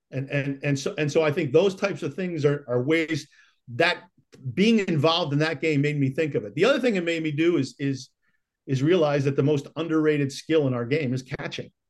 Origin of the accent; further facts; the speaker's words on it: Rochester, New York, United States; moved away; I played some growing up in Rochester.